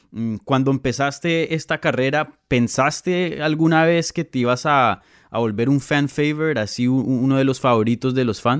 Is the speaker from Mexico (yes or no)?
no; Colombia; Yo soy de Colombia, ….